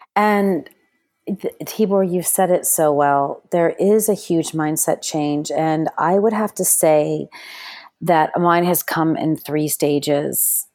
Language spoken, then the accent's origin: English; Texas, United States; accent: American; moved away as an adult; also born or lived in Spain / Sudan / London; now in Dubai, United Arab Emirates; I was born in Texas, and, um, I, I've had my entire childhood and education in the United States, but, um, even though I speak with an American accent